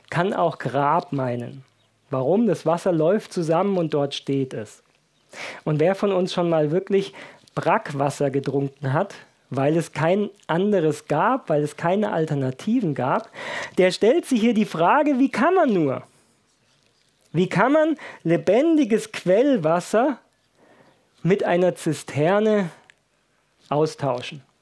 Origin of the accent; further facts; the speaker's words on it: Baden-Württemberg, Germany; Ich bin ja in Baden-Württemberg aufgewachsen